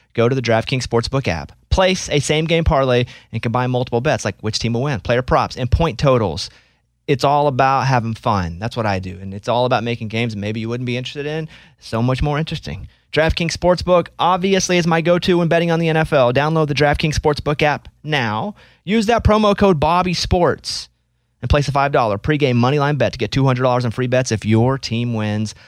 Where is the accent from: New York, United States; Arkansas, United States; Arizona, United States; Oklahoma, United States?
Arkansas, United States; moved away; also born or lived in Central Texas; I'm from Arkansas, but I lived in, uh, Central Texas for thirteen years